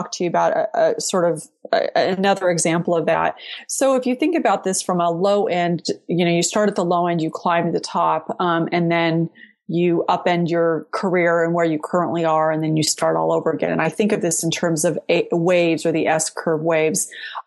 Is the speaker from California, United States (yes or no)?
yes; San Jose, California, United States; also born or lived in Boston; now in Lexington, United States; I'm actually from San Jose, California